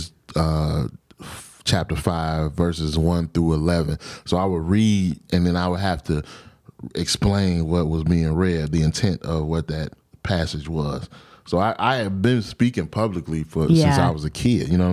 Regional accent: Cleveland, Ohio, United States; moved away as an adult; also born or lived in Michigan / Los Angeles; I grew up in Cleveland, Ohio

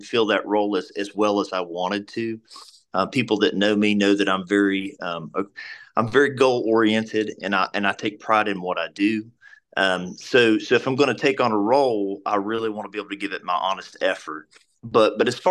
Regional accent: Abingdon, Virginia, United States; I was born and raised in Washington County in Abingdon.

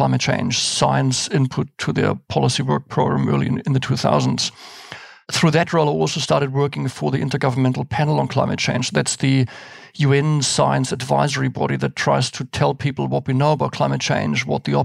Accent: Germany; moved away as an adult; now in New Zealand; So I was born and raised in Germany. I came to New Zealand in the early 90s.

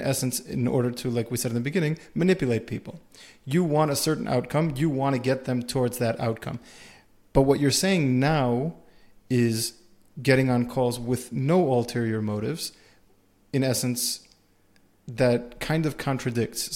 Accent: United States; we're all from America here

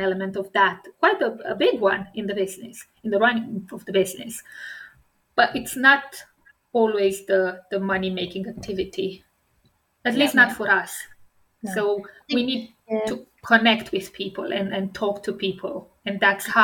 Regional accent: Romania; English is a second language; moved away; I come from Romania, a communist country.

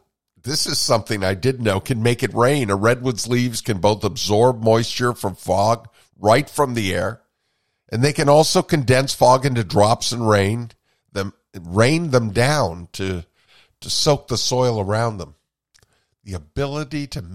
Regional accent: Vermont, United States; I grew up in Vermont with birches around me

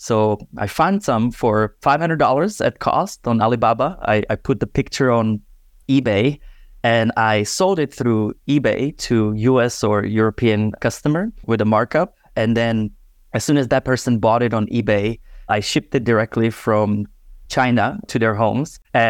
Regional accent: Czechia; I'm born and raised in Czech Republic, where I originally dabbled into DJing from young age.

